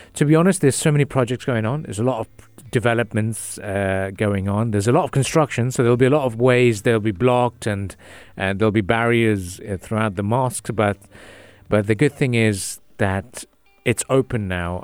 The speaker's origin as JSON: {"language": "English", "town": "Jeddah", "region": "Makkah Province", "country": "Saudi Arabia", "tie": "born or raised there", "moved": "yes", "lives_now": "United Arab Emirates", "said": "I was born in Saudi Arabia"}